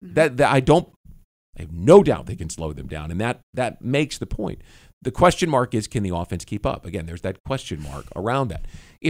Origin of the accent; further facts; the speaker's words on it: Kansas City, Missouri, United States; now in Jacksonville, United States; Kansas City. Happens to be my hometown.